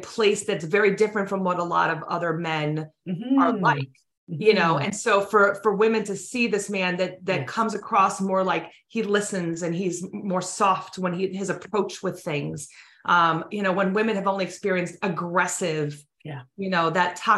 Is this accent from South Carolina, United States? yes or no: no; New York, United States; we're both from New York